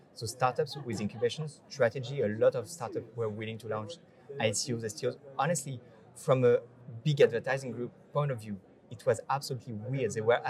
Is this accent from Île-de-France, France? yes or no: yes; Paris, Île-de-France, France; also born or lived in Ireland; I'm from Paris.